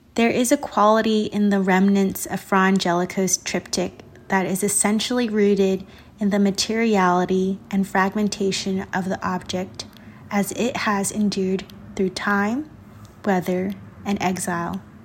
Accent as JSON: {"language": "English", "region": "Southern California", "country": "United States", "tie": "born or raised there", "moved": "yes", "lives_now": "Chicago, United States", "said": "I'm an artist and visual maker currently located in Chicago and born and raised in Southern California"}